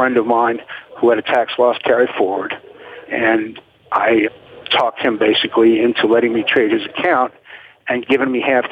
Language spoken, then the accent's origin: English; New Orleans, Louisiana, United States; moved away; I grew up in New Orleans